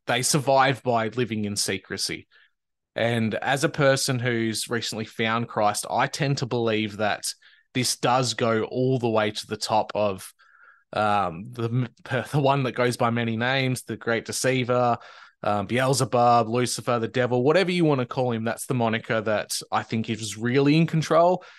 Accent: Australia

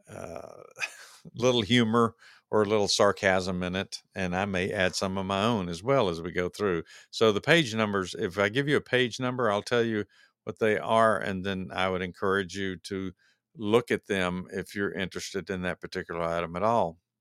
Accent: United States; we as American, uh, voters and taxpayers

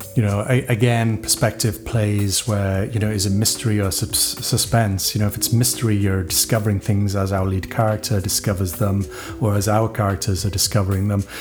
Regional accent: Wales, United Kingdom; when I was growing up in Wales, I knew musicians

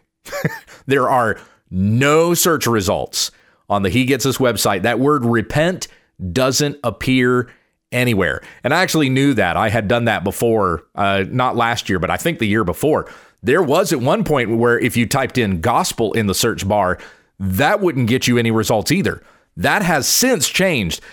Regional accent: United States; being an American myself

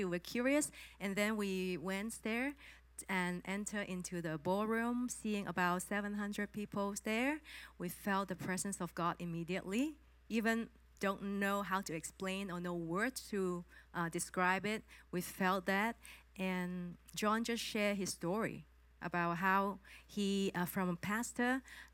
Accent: Hong Kong; moved away; I'm from Hong Kong

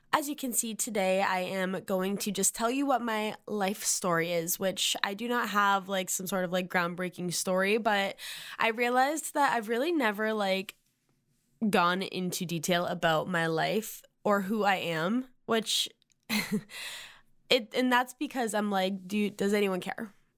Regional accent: Massachusetts, United States; moved away as an adult; now in Nashville, United States; I'm from Massachusetts. I now live in Nashville for the last three and a half years

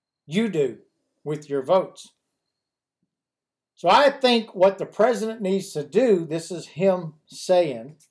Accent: United States; as American citizens

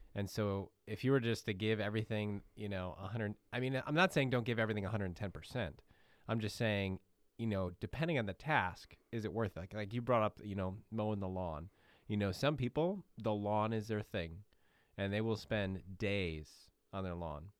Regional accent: Midwest, United States; I'm born and bred in the Midwest

